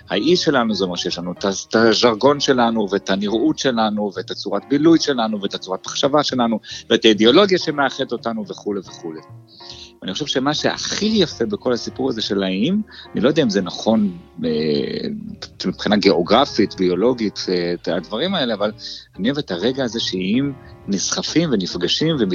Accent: Jerusalem, Jerusalem District, Israel; כשאני גדלתי בירושלים, אה, החלוקה הייתה פחות או יותר אתה יכול להיות או ארס או פריק.

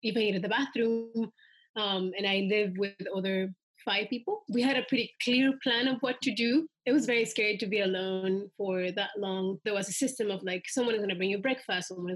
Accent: Soyapango, San Salvador, El Salvador; now in Washington, D.C., United States; I grew up in El Salvador

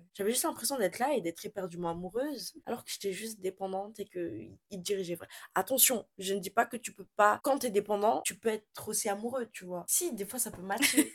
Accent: Madagascar; Je suis malgache

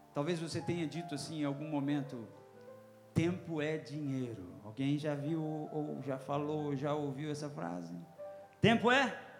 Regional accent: Northeast Region, Brazil; now in Mato Grosso, Brazil; É, sou nordestino

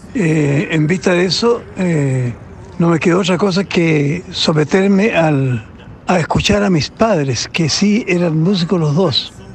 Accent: Nacimiento, Biobío, Chile; moved away; Nacimiento donde yo nací

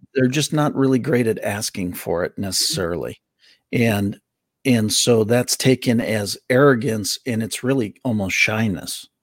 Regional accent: Milwaukee, Wisconsin, United States; I grew up in Milwaukee.

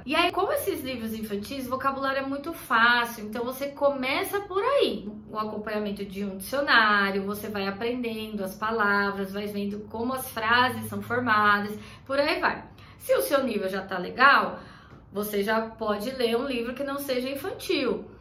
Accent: Brazil; Nós brasileiros

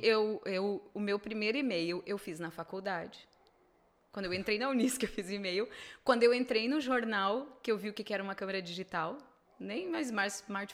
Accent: Venâncio Aires, Rio Grande do Sul, Brazil; eu sou de Venâncio

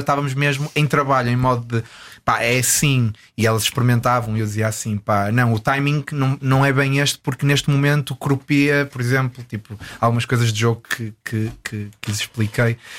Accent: Porto, Norte, Portugal; moved away as an adult; now in Los Angeles, United States; tenho muitas saudades de Portugal, especificamente do Porto, de onde eu, de onde eu sou.

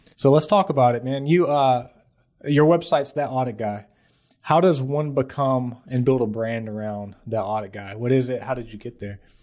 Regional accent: Atlanta, Georgia, United States; I grew up in South Atlanta, uh, very poor family

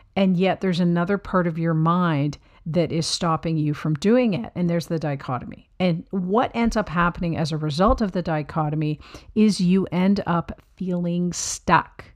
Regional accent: Canada; I'm a Canadian, but right beside the United States

